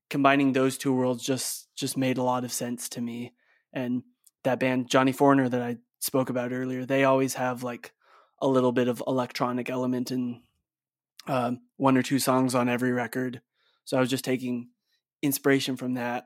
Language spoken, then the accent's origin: English; Bay Area, California, United States; also born or lived in Salt Lake City, Utah; my sister and I, like, were born in Salt Lake City, but we grew up in the Bay Area in California.